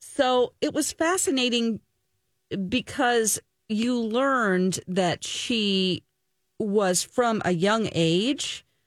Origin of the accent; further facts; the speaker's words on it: Missouri, United States; moved away; I am originally from Missouri